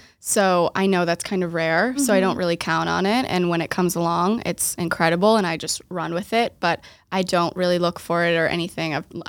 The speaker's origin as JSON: {"language": "English", "town": "Waltham", "region": "Massachusetts", "country": "United States", "tie": "born or raised there", "lives_now": "Boston, United States", "said": "I was born and raised in Waltham, outside of Boston."}